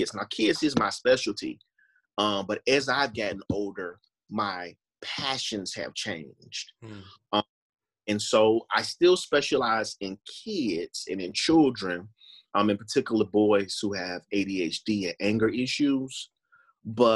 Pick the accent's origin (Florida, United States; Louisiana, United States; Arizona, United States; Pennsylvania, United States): Florida, United States; I'm born and raised in Florida.